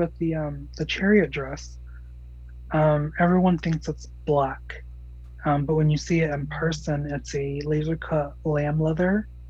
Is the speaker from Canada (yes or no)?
no; Gallup, New Mexico, United States; also born or lived in Tennessee; And since I came from Tennessee, that's, I call Tennessee home. I'm from Gallup, New Mexico, but I call Tennessee home.